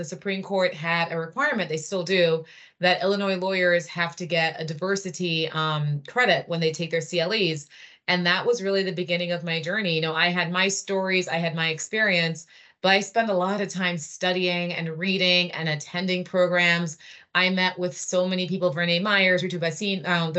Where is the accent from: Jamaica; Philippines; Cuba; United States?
Jamaica; also born or lived in Trinidad and Tobago; But I grew up in the Caribbean and I lived in Jamaica and Trinidad. And then I went to Princeton University when I was 17.